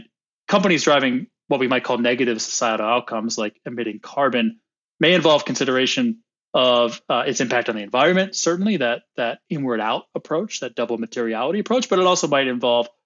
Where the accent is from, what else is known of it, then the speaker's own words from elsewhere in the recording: United States; accent: American; also born or lived in Sydney, Australia; now in Chicago, United States; my American accent